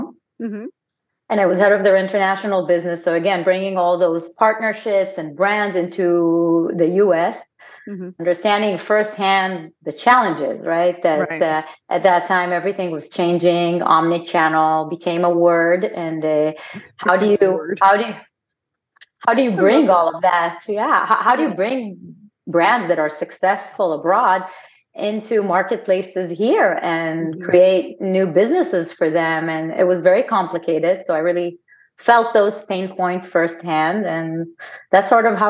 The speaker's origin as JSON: {"language": "English", "country": "Israel", "also_born_or_lived": "Amsterdam, Netherlands", "accent": "Israeli", "moved": "as an adult", "lives_now": "United States", "said": "I'm Israeli"}